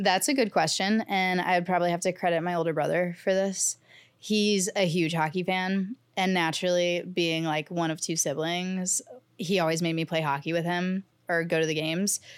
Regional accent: St. Louis, Missouri, United States; now in New York City, United States; I'm from Saint Louis, I'm a Blues fan

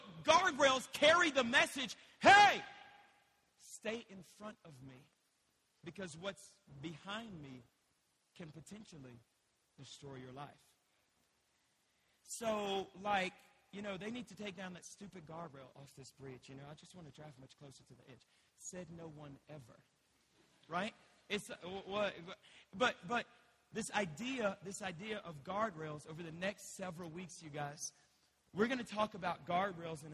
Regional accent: Louisiana, United States; now in Colorado, United States; I'm from Louisiana. We don't drive on mountain cliffs

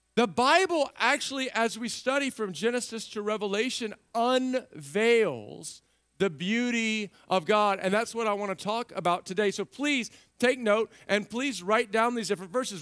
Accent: Central Texas, United States; moved away; I grew up in Central Texas

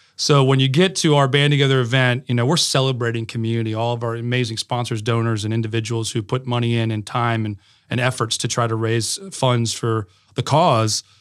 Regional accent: Connecticut, United States; now in Raleigh, United States; I grew up in Connecticut

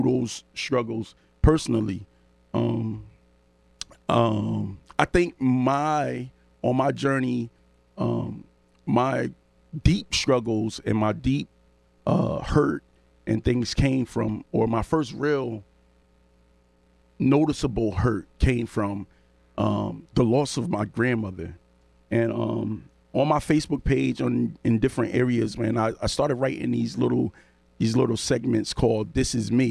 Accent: New Haven, Connecticut, United States; I come from the New Haven area

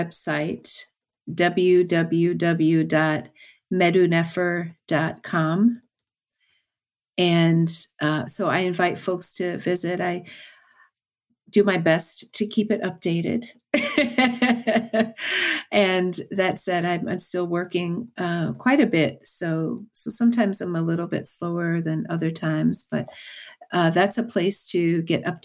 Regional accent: United States; a Black woman born and raised in the United States

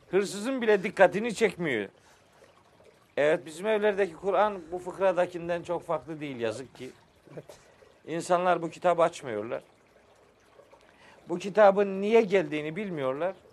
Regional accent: Trabzon, Turkey; Bizim oralarda Ahmet Bey biliyorsun ben Trabzonluyum. Bizim orada da fıkralaşmış bir şey anlatılır.

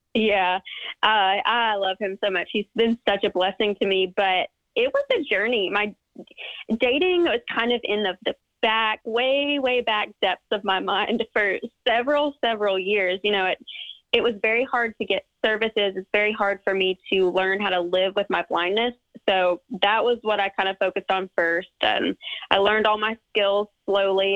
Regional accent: West Georgia, United States; I'm from Georgia, uh, West Georgia, about 45 minutes west of Atlanta. And I've lived in the same town all my life

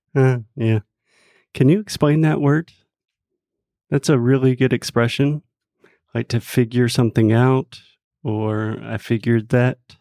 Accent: United States; first language English; me as a native English speaker from the United States

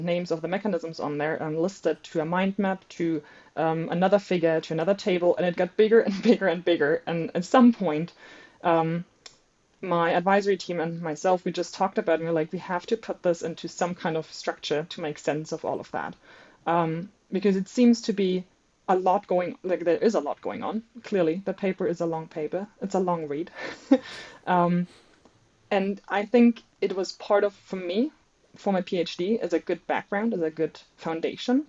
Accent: Germany; English is a second language; moved away as an adult; now in Brisbane, Australia; I'm not a native speaker. I am originally from Germany, studying at the University

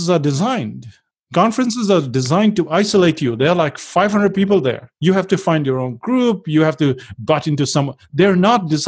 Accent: India; now in New Zealand; So the good thing was that we moved from India to New Zealand. And in India, we were working and then we got to New Zealand and we were working and we thought this has to stop.

